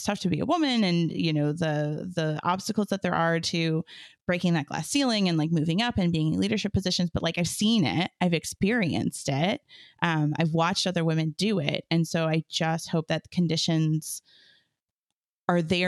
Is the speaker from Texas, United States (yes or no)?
no; Muskegon County, Michigan, United States; major cultural institutions in Muskegon County, and all but one of them were run by women at that time, which I think about and reflect on and think like, what an incredible time it was to be a cultural leader in my hometown